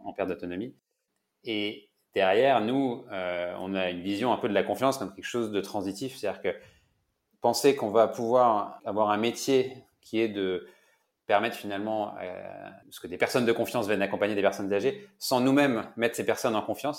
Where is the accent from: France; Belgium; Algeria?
France; Brittany; je suis breton